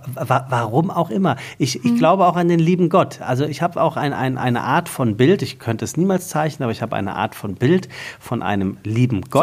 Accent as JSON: {"language": "German", "area": "Taunus", "region": "Hesse", "country": "Germany", "tie": "born or raised there", "said": "ich komme aus dem Taunus, äh, da gibt es äh, Berge"}